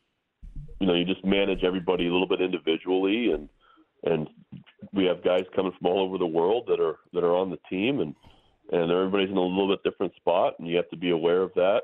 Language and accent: English; Santa Rosa, California, United States; I grew up in Santa Rosa, California, about an hour north of San Francisco